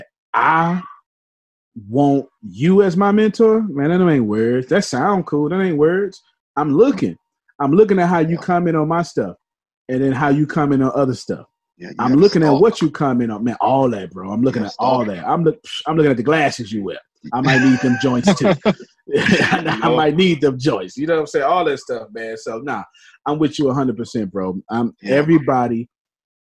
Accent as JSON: {"language": "English", "region": "Texas", "country": "United States", "said": "I'm from Texas"}